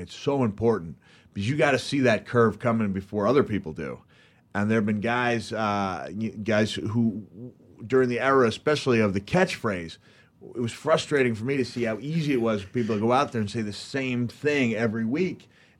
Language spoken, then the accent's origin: English; Memphis, Tennessee, United States; And growing up in Memphis, like you said, you would look at it, and how did you term it?